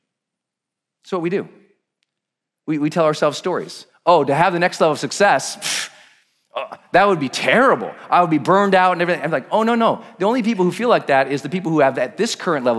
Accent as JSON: {"language": "English", "region": "Montana", "country": "United States", "said": "I'm from Montana"}